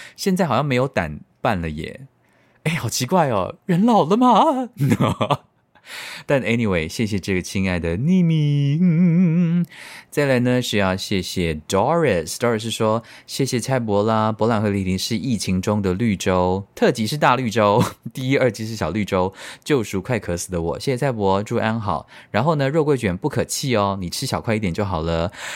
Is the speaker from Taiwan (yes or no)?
yes; Tainan, Taiwan; 我们台南人就是非常的怕死